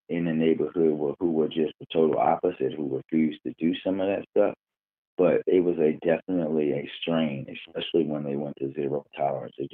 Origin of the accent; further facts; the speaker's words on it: Baltimore, Maryland, United States; So I am I'm uh, from Park Heights in Baltimore, and I always say that growing up there was uh, essentially like heaven and hell at the same time.